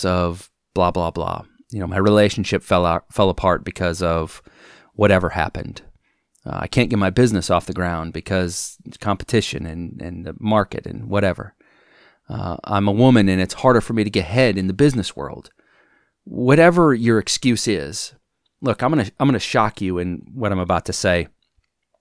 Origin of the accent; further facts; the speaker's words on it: Wisconsin, United States; now in Alabama, United States; It's been cold here in Alabama, and I grew up in Wisconsin